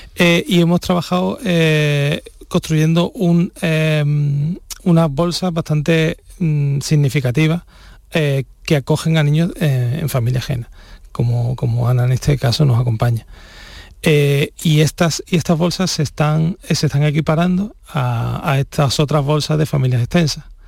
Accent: Spain

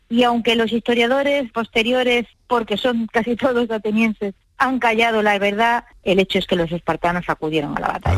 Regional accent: El Borge, Andalusia, Spain; la gente de mi pueblo

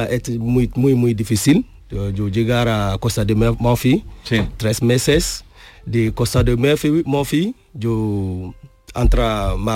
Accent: Burkina Faso; Spanish is a second language; moved away as an adult; now in Spain; a mi país, Burkina Faso

